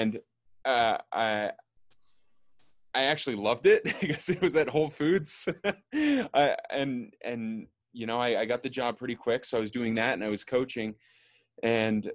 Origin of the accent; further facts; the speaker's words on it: Austin, Texas, United States; moved away as an adult; also born or lived in Bay Area; now in New York, United States; I grew up in Austin, Texas, leaving Austin, going to school in the Bay Area, and then back to Austin after school, and then I moved to New York.